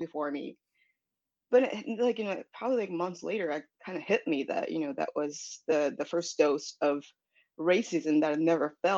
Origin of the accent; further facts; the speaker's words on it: outskirts of Sapporo, Hokkaido, Japan; English is a second language; moved away as an adult; also born or lived in Michigan, United States; now in New York City, United States; I was born and raised in Japan, originally from this little town, like, you know, just like outskirts of a town called Sapporo up north. Grew up in the mountains